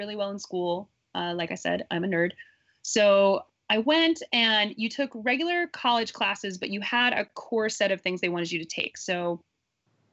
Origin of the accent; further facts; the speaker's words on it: Midwest, United States; I grew up in the Midwest.